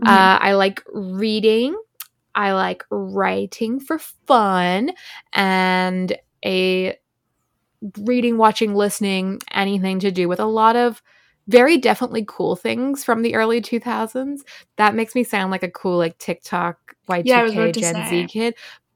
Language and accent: English; Ireland; also born or lived in Australia; now in New York City, United States; I am also 24, and I'm a copywriter living in New York City. I'm originally from Ireland, but I spent a lot of time growing up in Australia, and then I've been in the US since late 2019, which is why I sound weird.